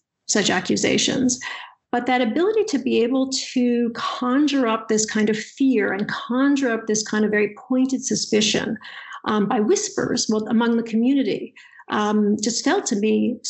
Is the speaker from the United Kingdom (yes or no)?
no; Massachusetts, United States; I'm from Massachusetts and fully educated in Massachusetts